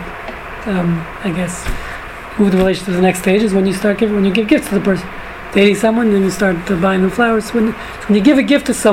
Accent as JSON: {"language": "English", "town": "New York City", "region": "New York", "country": "United States", "tie": "born or raised there", "moved": "yes", "said": "when I was growing up in New York"}